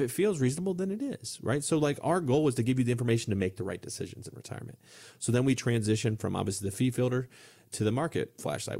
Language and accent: English; Ohio, United States; moved away; I'm from a small town in Ohio